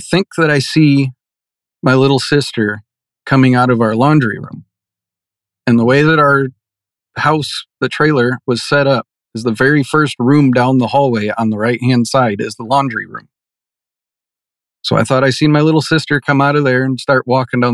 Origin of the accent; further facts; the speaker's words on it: Michigan, United States; growing up in Michigan, as a kid, I was a big Michigan Wolverines fan.